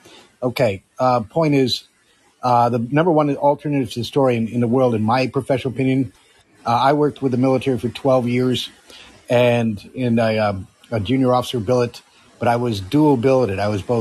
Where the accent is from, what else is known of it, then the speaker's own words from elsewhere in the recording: Amsterdam, North Holland, Netherlands; where I grew up in Amsterdam in 1969 to 1973. I went through high school there and then went to college after that and then went into the military.